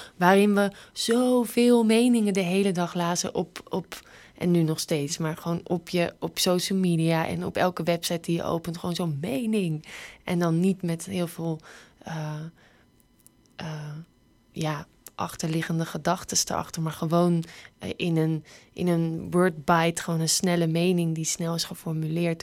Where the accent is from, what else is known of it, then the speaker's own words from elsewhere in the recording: Netherlands; Wij zijn natuurlijk gewend dat we alles kunnen maken als Nederlanders